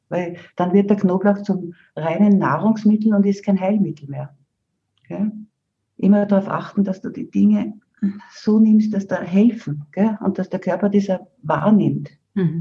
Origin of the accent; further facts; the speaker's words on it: Austria; bei uns in Österreich im Seewinkel